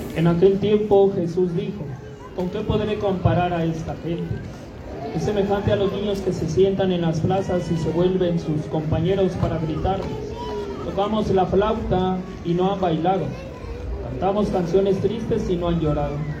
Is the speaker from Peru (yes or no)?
no; Mexico; esta fiesta que como mexicanos tiene un gran significado para todos y cada uno de nosotros